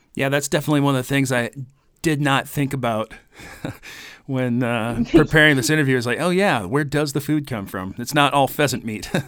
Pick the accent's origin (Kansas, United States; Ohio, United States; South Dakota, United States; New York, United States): South Dakota, United States; Carpenter; moved away; my hometown of Carpenter, South Dakota.